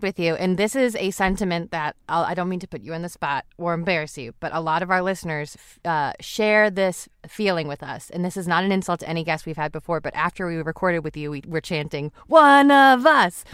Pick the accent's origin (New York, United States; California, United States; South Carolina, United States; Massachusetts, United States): Massachusetts, United States; South Shore; moved away; we grew up in the South Shore, in like a suburb